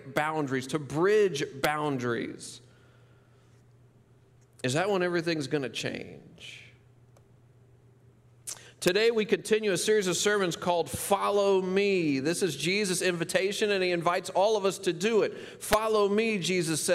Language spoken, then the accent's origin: English; Memphis, Tennessee, United States; the poorest part of my hometown, Memphis, Tennessee